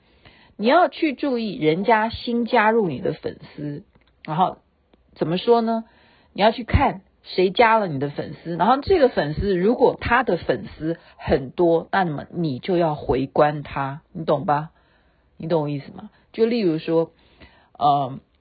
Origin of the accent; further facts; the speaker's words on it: Taoyuan, Taiwan; 我是台湾的，台湾桃园的，台湾话要这样说，爸爸叫做爸爸